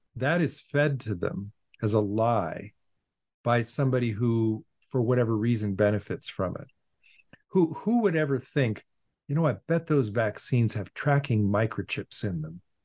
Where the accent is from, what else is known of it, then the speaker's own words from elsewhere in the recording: Portland, Oregon, United States; now in Boston, United States; I was born in Portland, Oregon, and I went to the local public schools